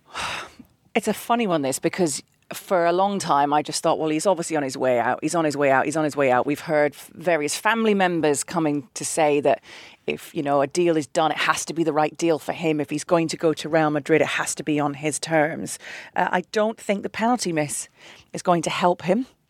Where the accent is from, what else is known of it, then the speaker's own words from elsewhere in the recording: Manchester, North West England, United Kingdom; I am actually technically English. I was born in Manchester, but my dad would never forgive me if I hadn't followed the Scottish national team